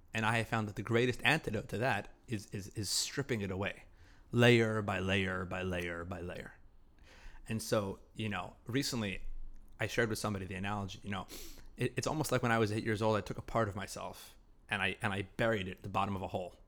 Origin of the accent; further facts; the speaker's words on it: Salt Lake City, Utah, United States; I was raised in Salt Lake City